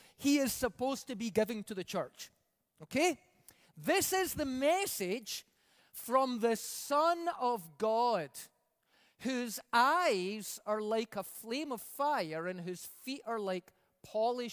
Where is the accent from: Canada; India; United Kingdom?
United Kingdom; Scotland; moved away; I come from Scotland, where we call the groceries the messages